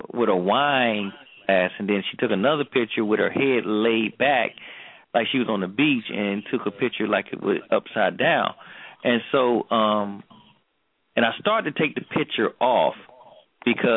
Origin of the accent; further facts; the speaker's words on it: Georgia, United States; moved away; I'm from Georgia, too